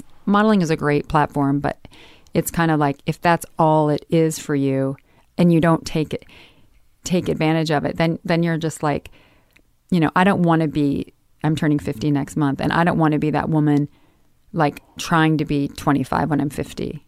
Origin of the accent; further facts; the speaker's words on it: Midwest, United States; growing up in the Midwest